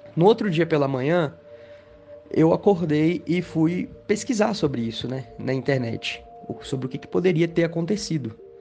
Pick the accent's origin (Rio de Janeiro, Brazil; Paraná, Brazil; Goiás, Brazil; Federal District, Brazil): Goiás, Brazil; Goiânia; eu sou de Goiânia, Goiás.